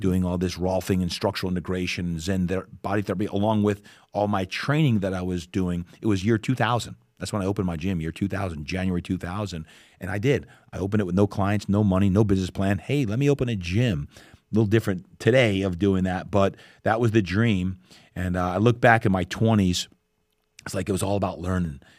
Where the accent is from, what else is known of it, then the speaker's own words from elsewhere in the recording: New Jersey, United States; now in San Diego, United States; I grew up back in New Jersey